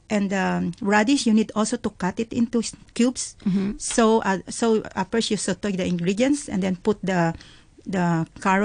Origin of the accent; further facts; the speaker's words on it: Philippines; moved away as an adult; now in Hong Kong; In Philippines, because I grew up in Philippines